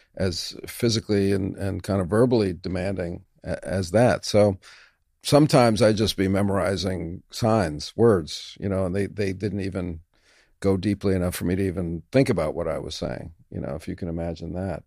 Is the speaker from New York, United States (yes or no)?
yes; New York City, New York, United States; a kid growing up in New York City